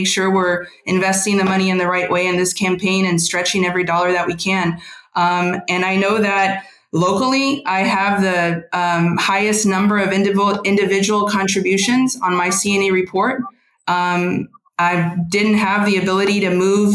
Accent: San Antonio, Texas, United States; grew up in Lavaca, then moved to the north side in high school

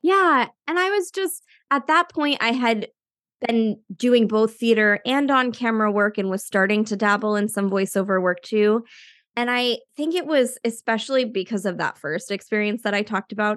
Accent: Maine, United States; also born or lived in New York; now in Salem, United States; I'm originally from Maine, but I live in the Salem, Massachusetts area now after a little stint in New York.

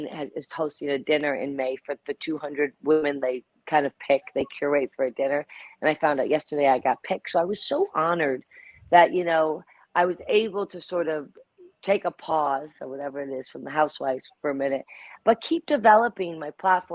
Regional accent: the Berkshires, Massachusetts, United States; I grew up in the Berkshires and I grew up very scrappy.

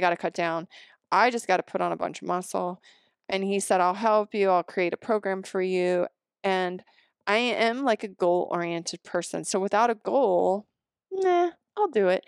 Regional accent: the Rockies, United States; moved away; also born or lived in Seattle; I grew up here, I grew up in the Rockies

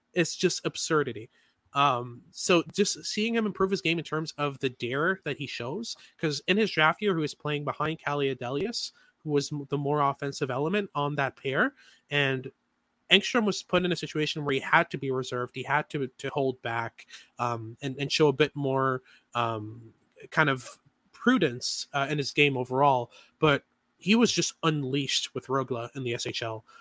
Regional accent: Montreal, Quebec, Canada; I'm from Montreal. I'm a Habs fan.

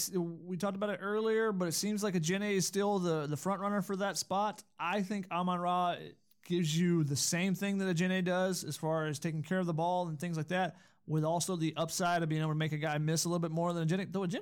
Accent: Georgia, United States; I'm from Georgia, and I went to school in Tennessee, so yes, I would win at Cornhole.

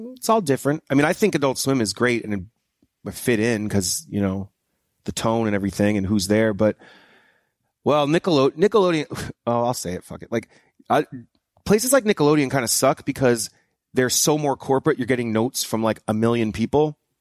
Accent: New Hampshire, United States; moved away; I'm from New Hampshire

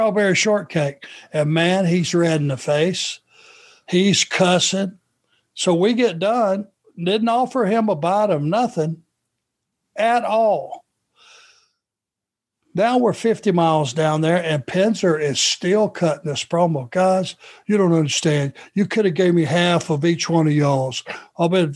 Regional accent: Rome, Georgia, United States; Pee Wee, the referee, Anderson, who I grew up with in Rome, Georgia

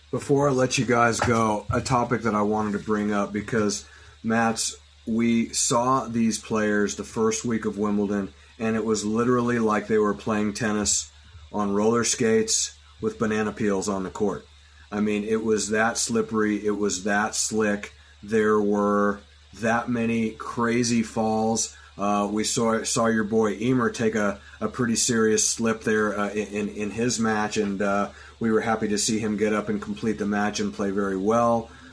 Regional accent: United States; as American sports fans

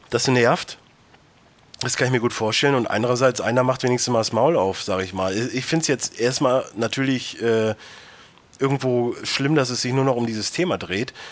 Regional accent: Cologne, North Rhine-Westphalia, Germany; selbst ich als Kölner Sach kann ich schon mal vorwegnehmen

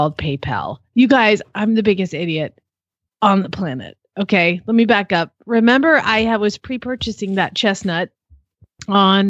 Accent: United States; I hate being American right now.

